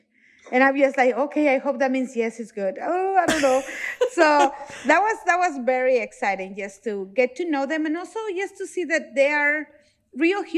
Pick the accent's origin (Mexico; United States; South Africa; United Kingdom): Mexico; moved away; I'm from Mexico